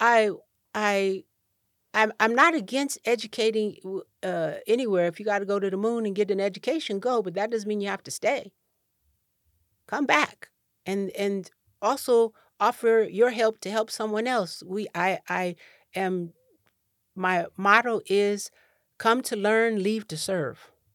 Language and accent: English; Cheyenne, Wyoming, United States; moved away; also born or lived in Rancho Cordova, California / Ghana; I w, was born and raised in Cheyenne, Wyoming